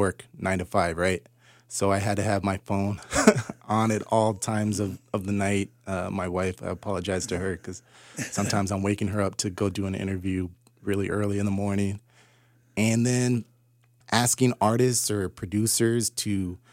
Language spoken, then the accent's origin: English; Southern California, United States; I grew up in Southern California in the late 80s and the early 90s